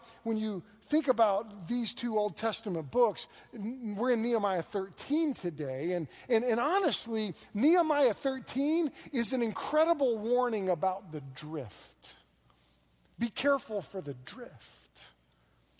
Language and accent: English; Moore, Oklahoma, United States; also born or lived in Thomas, Oklahoma; I grew up in Moore, which is right next to Norman, so I've been an OU fan my whole life.